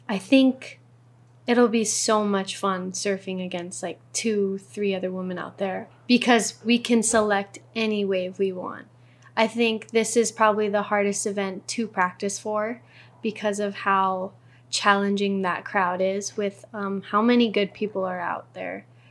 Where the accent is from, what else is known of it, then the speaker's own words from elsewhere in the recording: North Shore of Oahu, Hawaii, United States; I was born and raised on the North Shore. So, seventeen years, my whole life.